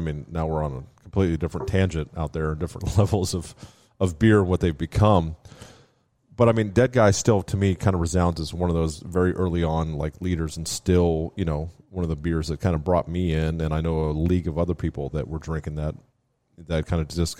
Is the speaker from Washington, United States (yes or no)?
yes; Washington, United States; also born or lived in Miami, United States; Yeah, so I grew up in the Pacific Northwest. My old man still lives out there.